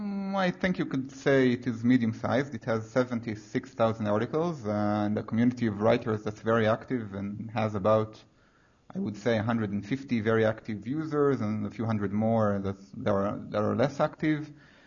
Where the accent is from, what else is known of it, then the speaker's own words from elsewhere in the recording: Israel; I'm 29. Sorry. I grew up in Israel, lived here all my life.